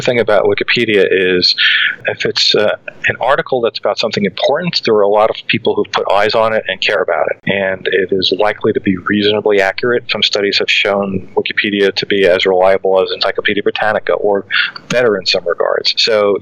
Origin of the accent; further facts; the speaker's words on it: New York City, New York, United States; Growing up in Brooklyn